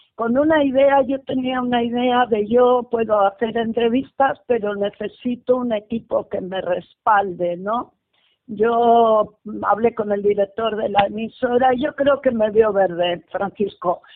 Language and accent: Spanish; Bilbao, Basque Country, Spain; soy de Bilbao y resido en Bilbao